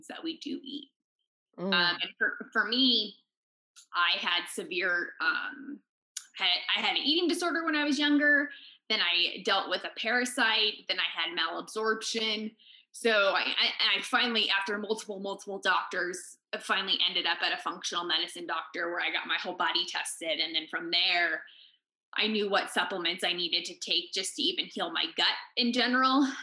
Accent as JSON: {"language": "English", "region": "California", "country": "United States", "moved": "yes", "lives_now": "Park City, United States", "said": "And I'm actually from California"}